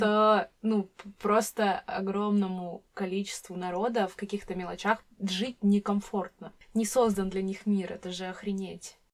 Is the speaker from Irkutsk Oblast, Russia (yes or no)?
no; Krasnoyarsk Krai, Russia; я сама из Красноярского края, это регион в Сибири.